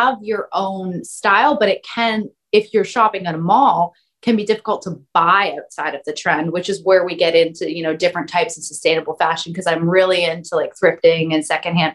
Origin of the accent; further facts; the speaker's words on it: Canada; I'm from Canada